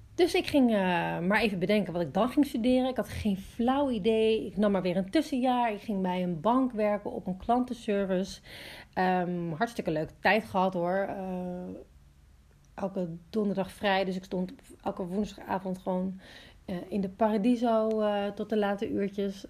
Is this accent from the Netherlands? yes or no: yes; Amsterdam, North Holland, Netherlands; moved away as an adult; now in Watergang, Netherlands; ik ben dus opgegroeid in Amsterdam